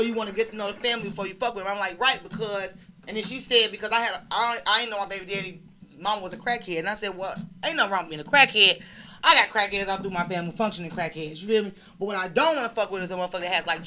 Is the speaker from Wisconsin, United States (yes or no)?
no; Chicago, Illinois, United States; now in Miami, United States; I'm from Chicago